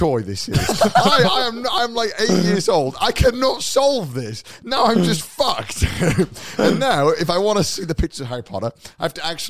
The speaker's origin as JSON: {"language": "English", "country": "United Kingdom", "said": "I'm British."}